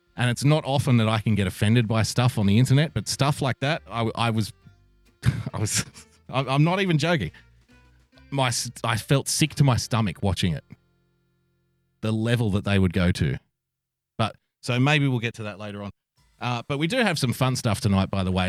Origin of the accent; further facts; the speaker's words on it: Sydney, New South Wales, Australia; this is my hometown of Sydney, little old Sydney town